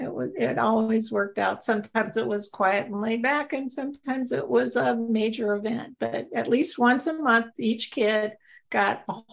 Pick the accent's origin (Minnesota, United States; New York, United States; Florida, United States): New York, United States; I came from New York and did media.